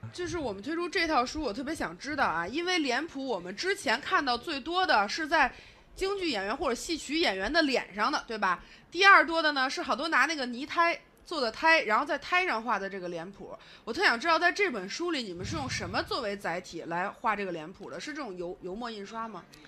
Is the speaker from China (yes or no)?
yes; China; 我们中国人